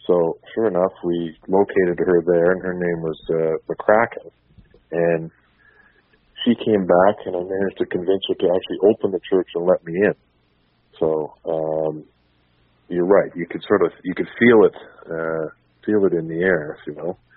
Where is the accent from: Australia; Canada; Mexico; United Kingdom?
Canada; Thunder Bay, Ontario; now in Toronto, Canada; and then back to Thunder Bay, where I was born. My grandfather I was born in the States, moved to Thunder Bay. I was born there, and we've I've lived in Toronto for 42 years now.